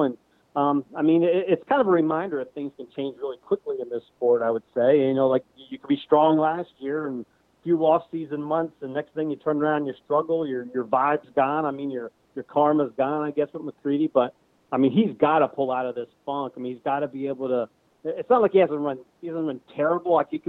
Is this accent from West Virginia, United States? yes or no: no; Pennsylvania, United States; I'm from Pennsylvania. I've been living in Pennsylvania.